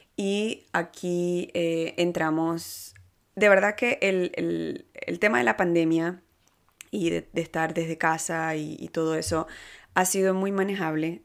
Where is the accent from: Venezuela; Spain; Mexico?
Venezuela; moved away as an adult; now in Canada; yo soy de Venezuela y más latina no puedo ser. Eh, sin embargo, tengo nueve años ya aquí en Canadá